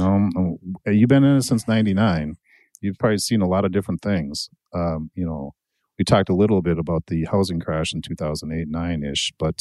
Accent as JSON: {"language": "English", "town": "Buffalo", "region": "New York", "country": "United States", "tie": "born or raised there", "said": "my hometown of Buffalo"}